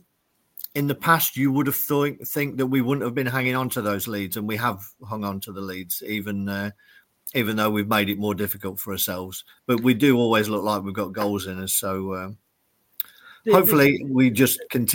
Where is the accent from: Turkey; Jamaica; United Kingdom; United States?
United Kingdom; we're British and Leicester City fans